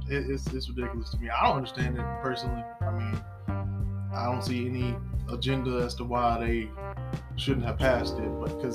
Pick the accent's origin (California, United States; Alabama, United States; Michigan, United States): Alabama, United States; we're from Alabama. We're from the South.